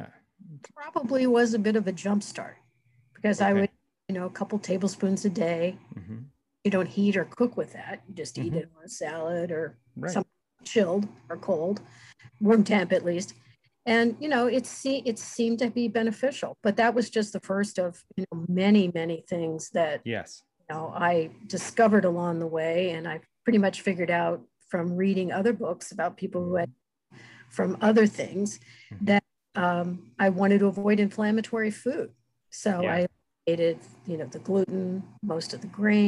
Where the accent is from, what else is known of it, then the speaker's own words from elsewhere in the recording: United States; I'm from the United States